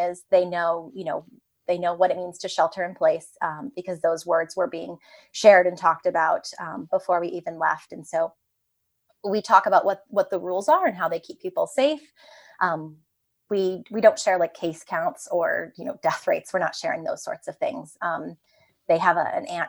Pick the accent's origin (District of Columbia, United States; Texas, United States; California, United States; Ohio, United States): Ohio, United States; moved away; also born or lived in New York City; we grew up in the suburbs. We grew up in Ohio